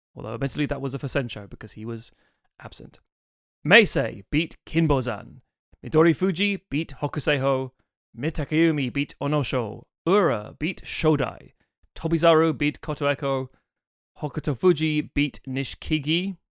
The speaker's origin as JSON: {"language": "English", "country": "United Kingdom", "said": "we're three British sumo wrestling fans"}